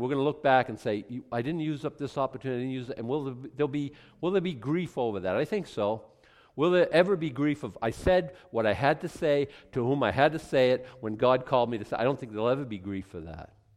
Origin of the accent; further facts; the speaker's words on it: Maine, United States; we're from Maine, and we're, like, totally cool people